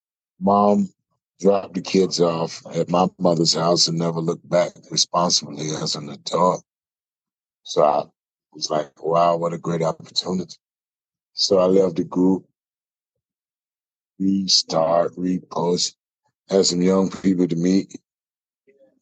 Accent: Bowling Green, Kentucky, United States; I grew up on Shake Ray, 3rd Avenue, segregation, born in 1976 on Hospital Hill

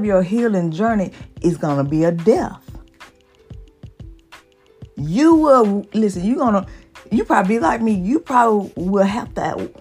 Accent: the South, United States; I'm from the South, from the hood

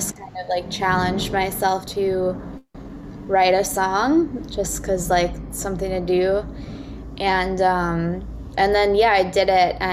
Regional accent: Austin, Texas, United States; moved away as an adult; also born or lived in New York City; I grew up in Austin, Texas

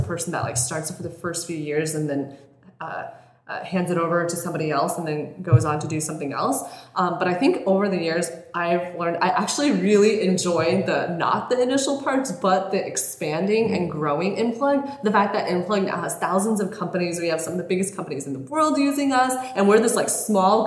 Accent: Colorado, United States; moved away as an adult; also born or lived in Bay Area; now in Los Angeles, United States; When I was growing up in Colorado, we were like super poor

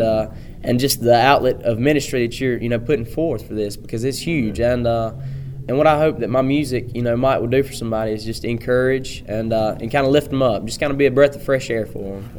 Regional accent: Pickens County, Alabama, United States; I'm from Pickens County, Alabama

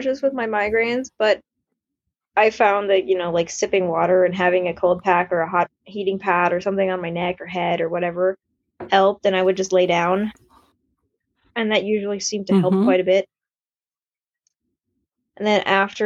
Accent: Germany; I grew up in Germany

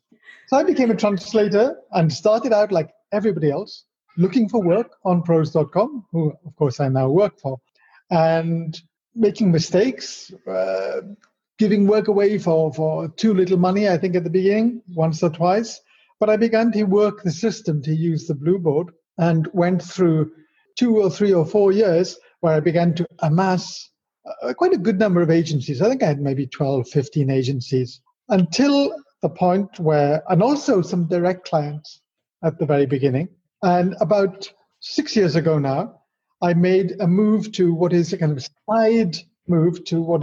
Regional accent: Wales, United Kingdom; born there; moved away as an adult; So going back, I was born in Wales, which is where my rather strange accent comes from, because I've spent 33 years outside of Wales, more than that, 35 years.

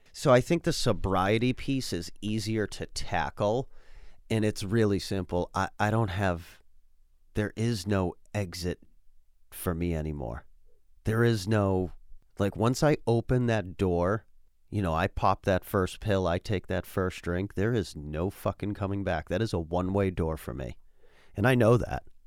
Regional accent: United States; living in this country and being an American

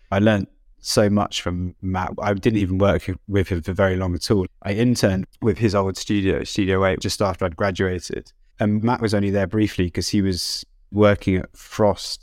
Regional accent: United Kingdom; I'm British.

